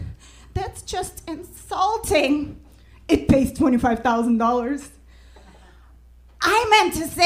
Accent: Russia; English is a second language; moved away as an adult; now in United States; I'm from Russia.

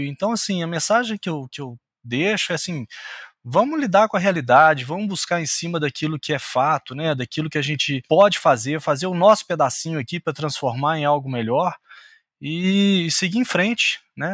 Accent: Minas Gerais, Brazil; como bom mineiro

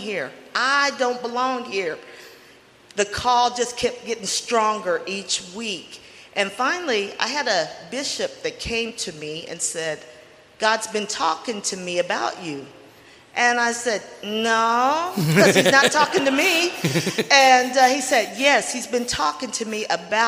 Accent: Arkansas, United States; moved away as an adult; now in Oregon, United States; where I come from, I'm from Arkansas

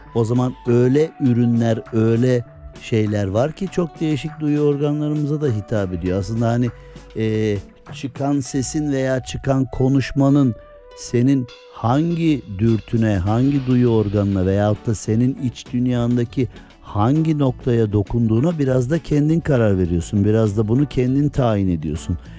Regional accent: Erzincan, Turkey; ben Erzincanlıyım

